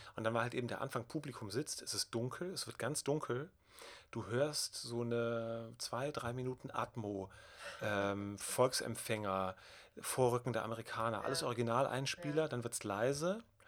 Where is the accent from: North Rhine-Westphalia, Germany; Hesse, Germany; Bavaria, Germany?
North Rhine-Westphalia, Germany; Bonn; Ich komme aus der Gegend, ich bin damit aufgewachsen